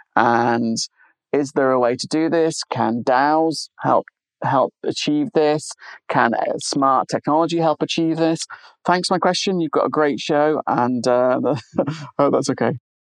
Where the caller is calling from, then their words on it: Swansea, Wales, United Kingdom; I'm calling from Swansea on the edge of the Gower Peninsula.